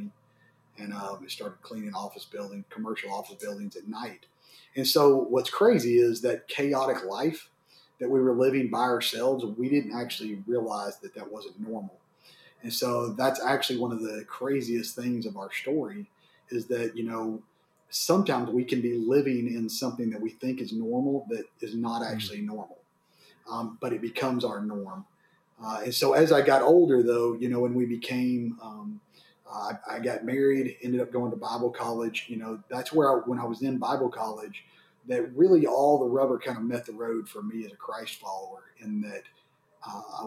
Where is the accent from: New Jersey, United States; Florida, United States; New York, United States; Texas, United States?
Texas, United States; Waco; also born or lived in Dallas; I grew up in Waco, Texas.